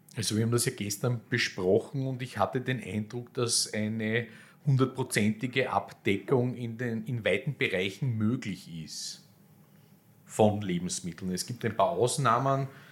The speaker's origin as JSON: {"language": "German", "region": "Vienna", "country": "Austria", "said": "als Wiener"}